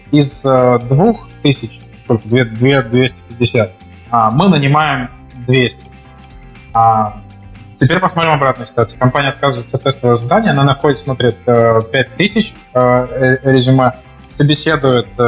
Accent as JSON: {"language": "Russian", "town": "Novosibirsk", "region": "Novosibirsk Oblast", "country": "Russia", "moved": "yes", "said": "Ну да, я, я, нет, я из Новосибирска как бы, приехал."}